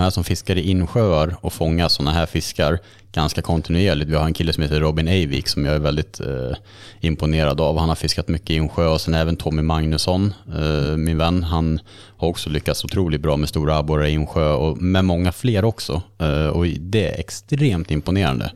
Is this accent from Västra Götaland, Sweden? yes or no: yes; Karlsborg, Västra Götaland, Sweden; Jag dök mycket i Vättern när jag var uppvuxen i Karlsborg